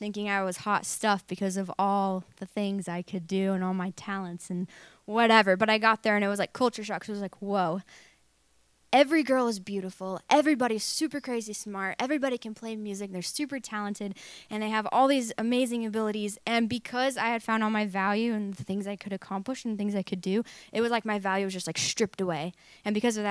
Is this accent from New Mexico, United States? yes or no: yes; Truth or Consequences, New Mexico, United States; moved away as an adult; also born or lived in Tulsa, Oklahoma / Redding, California; we moved from Oklahoma, Tulsa, Oklahoma, to Truth or Consequences, New Mexico when I was 5 years old, and that's where I grew up